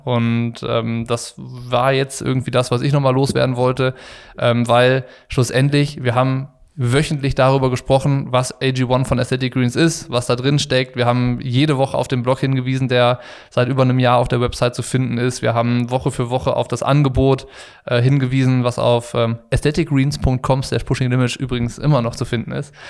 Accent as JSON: {"language": "German", "town": "Ratingen", "region": "North Rhine-Westphalia", "country": "Germany", "said": "ich war aus Ratingen"}